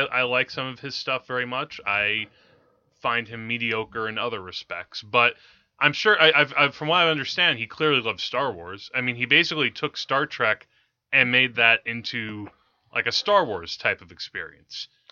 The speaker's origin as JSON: {"language": "English", "town": "Teaneck", "region": "New Jersey", "country": "United States", "tie": "born or raised there", "said": "growing up in Teaneck"}